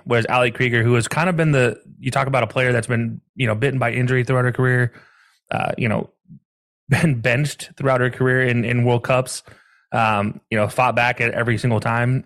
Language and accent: English; the South, United States; now in Ohio, United States; growing up down south for so long